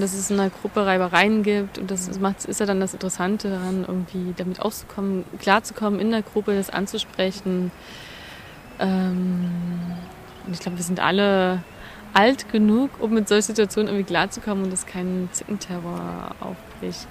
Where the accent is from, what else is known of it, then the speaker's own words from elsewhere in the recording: Germany; bei uns in Deutschland